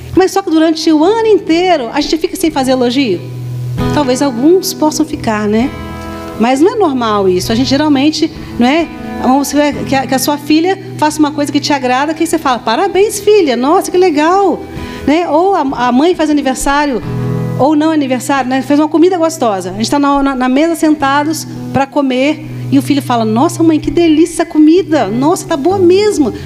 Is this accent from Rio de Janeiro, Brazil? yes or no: no; Vitória, Espírito Santo, Brazil; é Vitória, sou capixaba